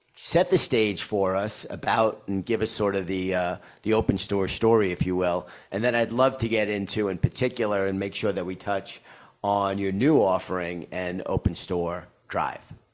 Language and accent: English; New York, United States; I'm a New Yorker